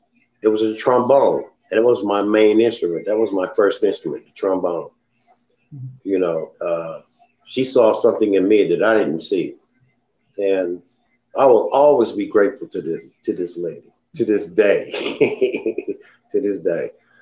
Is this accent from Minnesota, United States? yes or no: no; Dayton, Ohio, United States; also born or lived in Anchorage / Panama City; I was born in Anchorage, Alaska. but I grew up here in Dayton, Ohio, and down south in Panama City, back and forth, Panama City, Alabama, and here.